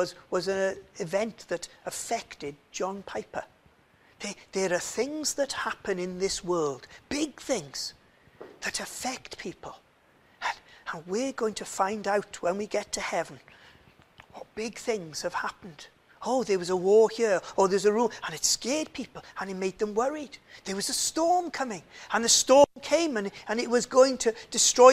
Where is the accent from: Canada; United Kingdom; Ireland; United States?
United Kingdom; Swansea, Wales; moved away as an adult; now in Cardiff, United Kingdom; I'm from Swansea.